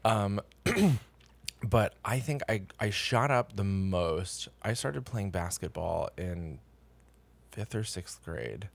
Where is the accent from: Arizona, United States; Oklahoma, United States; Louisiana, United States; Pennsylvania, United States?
Pennsylvania, United States; moved away as an adult; now in New York City, United States; I am from Pennsylvania